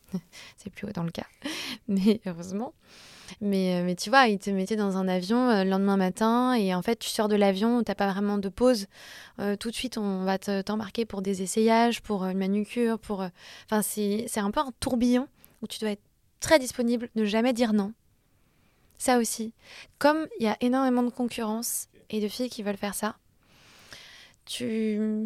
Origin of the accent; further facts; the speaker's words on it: Clichy, Île-de-France, France; J'ai grandi à Clichy